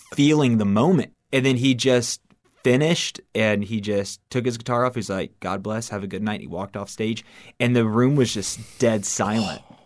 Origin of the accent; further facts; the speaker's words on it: Miami, Florida, United States; I was born and raised in Miami, Florida